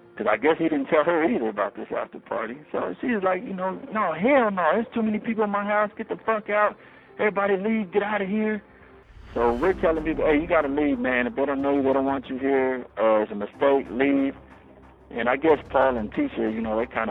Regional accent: Denver, Colorado, United States; moved away as an adult; now in Michigan, United States; I come from Denver, Colorado, and I'm white. I grew up in a black neighborhood, gang neighborhood

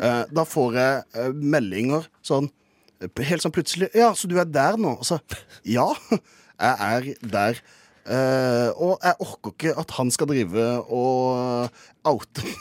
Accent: Kristiansand, Agder, Norway; moved away; da jeg var hjemme i Kristiansand

